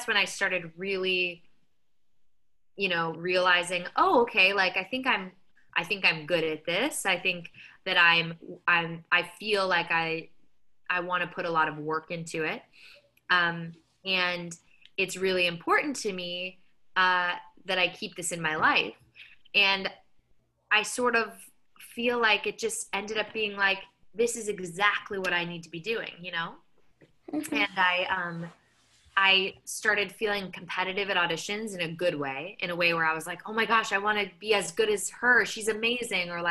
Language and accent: English; Phoenix, Arizona, United States; moved away as an adult; now in New York, United States; I'm from Phoenix, Arizona originally. So I've been in New York now for 12 years